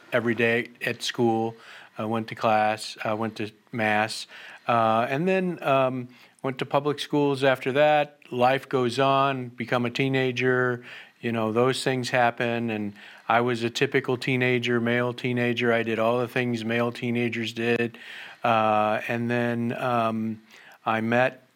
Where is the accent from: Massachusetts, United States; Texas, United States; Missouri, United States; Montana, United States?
Missouri, United States; Jennings; I was raised in Jennings, which is in North County